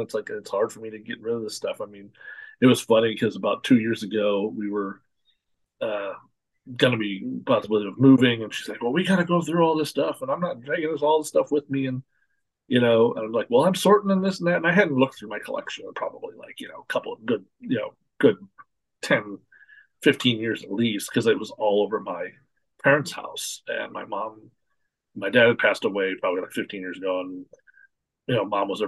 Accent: Portland, Oregon, United States; I grew up in outside of Portland, Oregon

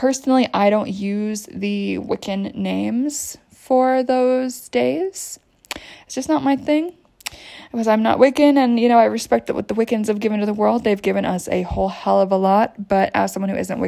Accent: United States; moved away; I grew up in the States.

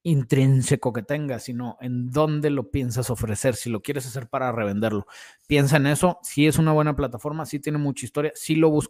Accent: Canary Islands, Spain; Soy de Canarias, los he visto en eBay por 3, 4 mil dólares.

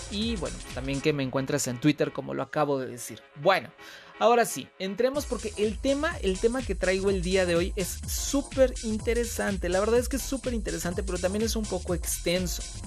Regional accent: Veracruz, Mexico; soy orgullosamente veracruzano

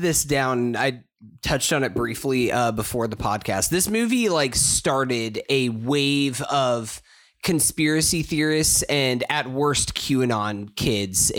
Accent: North Florida, United States; I grew up in North Florida

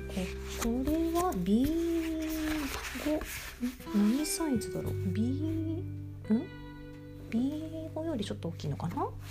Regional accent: Kansai, Japan; accent: Kansai-ben; 私関西弁やから

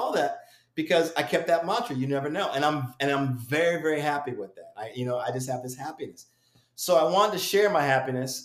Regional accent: Springfield, Massachusetts, United States; I come from Springfield, Massachusetts.

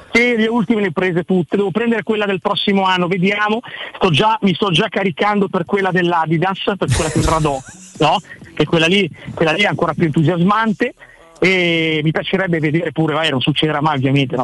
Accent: Tradate, Lombardy, Italy; del Tradate, che è il mio paese

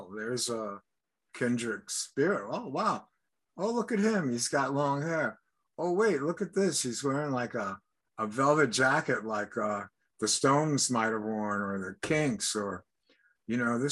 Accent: France; moved away; because I was born in Europe. And growing up, I didn't really hear a lot of American music.

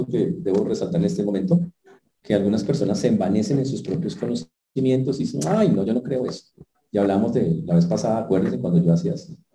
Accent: Santander, Colombia; born there; yo nací en Santander. Que allá cortamos el agua machete y volteamos los plátanos con la mano.

